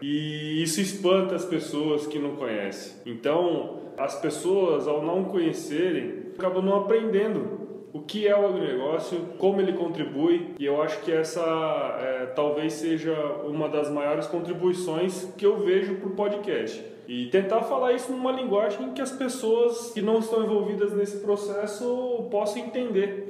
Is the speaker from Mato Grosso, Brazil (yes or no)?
yes; Cuiabá, Mato Grosso, Brazil; also born or lived in Rondonópolis / Piracicaba; Estamos aqui em Cuiabá. E eu sou nascido aqui em Cuiabá.